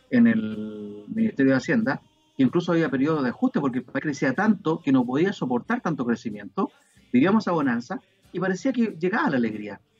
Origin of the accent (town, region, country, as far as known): Chile